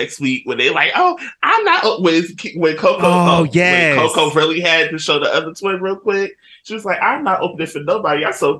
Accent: North New Jersey, United States; my hometown of North New Jersey.

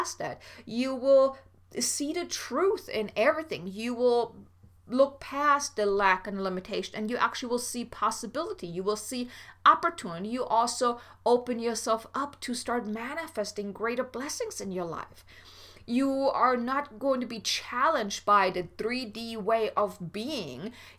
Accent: Germany; I'm from Germany

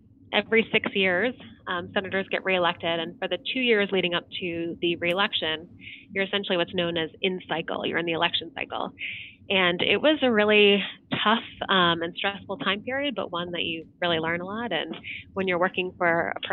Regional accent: Ohio, United States; moved away as an adult; I'm a native Ohioan, so it was fun to be working back from my home state

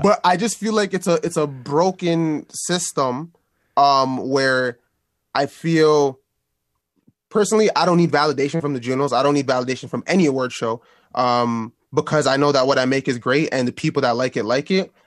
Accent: Toronto, Ontario, Canada; my hometown. I'm from here

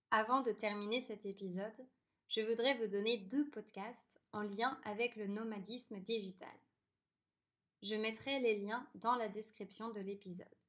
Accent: France; moved away; je suis française

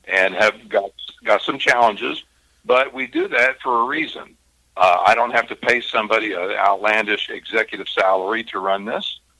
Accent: Kentucky, United States; I'm from Kentucky.

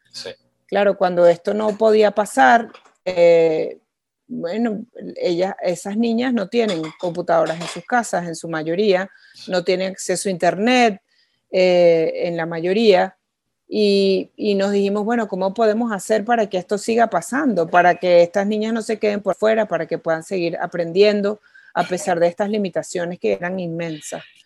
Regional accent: Venezuela; haber nacido en Venezuela

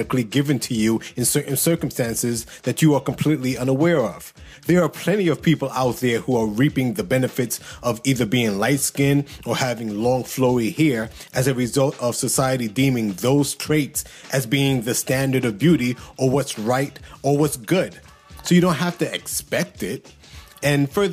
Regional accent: United States; I'm brown-skinned, I'm American

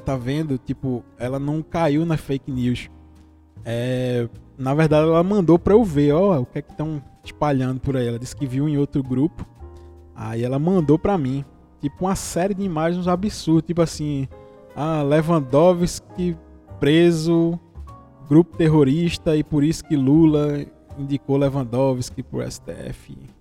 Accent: Vitória de Santo Antão, Pernambuco, Brazil; Eu sou do interior de Pernambuco. Eu sou de uma cidade que se chama Vitória de Santo Antão

